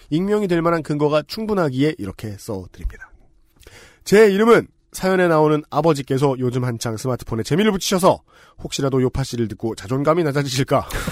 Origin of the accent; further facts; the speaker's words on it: Seoul, South Korea; 서울에서 나고 자란 저는